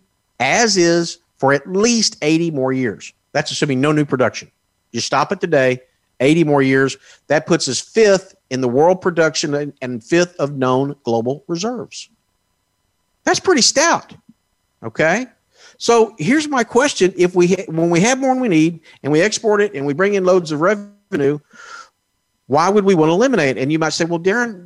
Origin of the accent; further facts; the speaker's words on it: Texas, United States; here in my not only my home state, but my home county of Texas